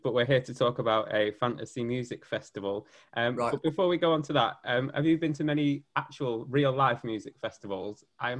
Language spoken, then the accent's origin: English; Preston, North West England, United Kingdom; I'm a Newcastle fan from Preston